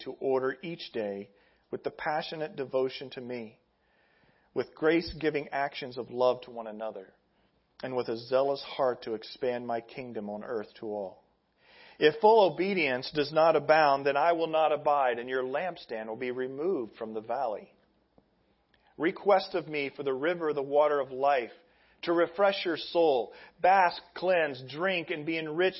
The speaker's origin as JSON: {"language": "English", "region": "Midwest", "country": "United States", "said": "I'm from the Midwest"}